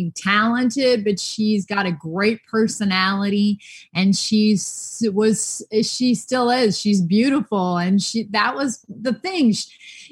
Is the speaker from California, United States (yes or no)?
yes; Los Angeles, California, United States; I grew up in Los Angeles